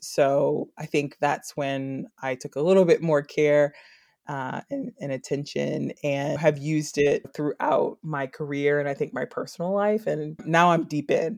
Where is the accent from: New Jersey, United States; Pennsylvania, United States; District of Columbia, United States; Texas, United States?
District of Columbia, United States; Washington; moved away as an adult; also born or lived in Atlanta / New York; now in Baltimore, United States; I'm originally from Washington, D C. I used to live approximately a hundred feet from the now National Stadium